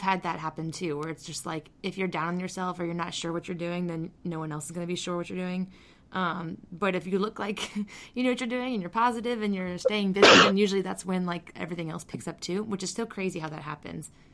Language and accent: English; Phoenix, Arizona, United States; I grew up in Phoenix